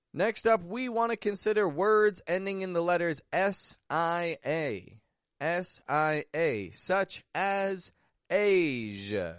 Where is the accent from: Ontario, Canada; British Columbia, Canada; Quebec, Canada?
Ontario, Canada; Toronto; moved away; also born or lived in Mexico; I'm from Toronto, from Canada